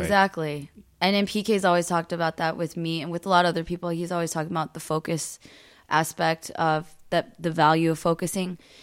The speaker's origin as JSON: {"language": "English", "country": "United States", "said": "I am Korean American"}